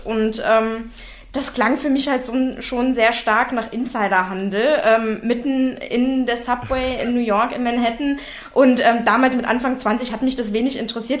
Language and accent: German; Berlin, Germany; Bin ich zwar als Berliner auch gewöhnt